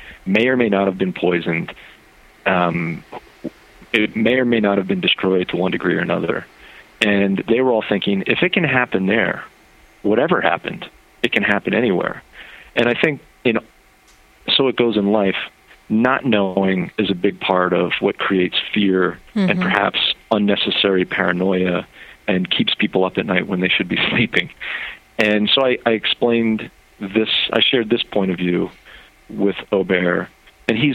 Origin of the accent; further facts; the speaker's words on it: Philadelphia, Pennsylvania, United States; I was born in Philly